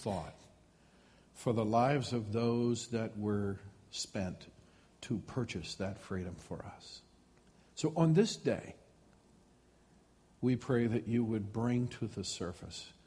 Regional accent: United States; as American citizens, as people that God has placed in this country

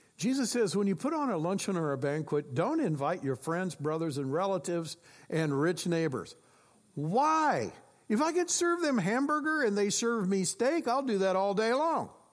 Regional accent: Iowa, United States; I grew up in Iowa

